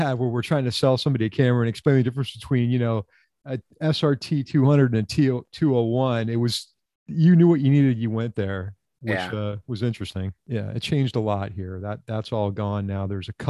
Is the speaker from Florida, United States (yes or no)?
yes; South Florida, United States; I'm from South Florida.